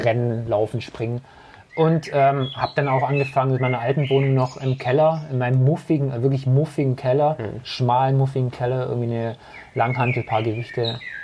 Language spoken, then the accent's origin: German; Herrenberg, Baden-Württemberg, Germany; ich bin jetzt seit 42 Jahren in Herrenberg, also gebürtiger Herrenberger.